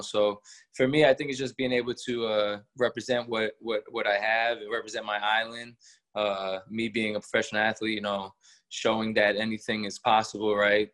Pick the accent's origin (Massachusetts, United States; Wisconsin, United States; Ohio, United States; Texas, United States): Massachusetts, United States; Worcester; also born or lived in Colorado Springs, Colorado; I moved at a very young age, probably one or two, to uh, Worcester, Massachusetts. That's where I grew up all my life.